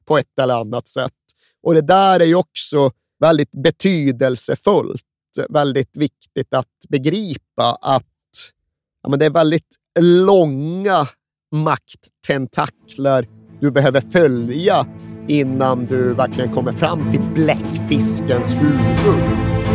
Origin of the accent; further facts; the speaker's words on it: Sweden; som svensk är ju ryggmärgsreflexen att vifta bort dem